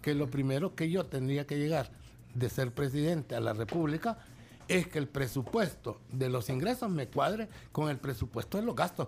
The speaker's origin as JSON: {"language": "Spanish", "country": "El Salvador", "said": "yo aquí, en mi cancha, este es mi charco, este es mi país"}